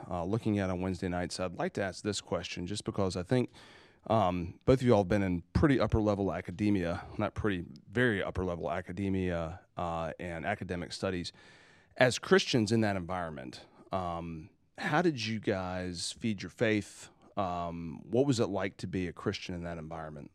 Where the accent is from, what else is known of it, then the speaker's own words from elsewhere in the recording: South Carolina, United States; I'm from South Carolina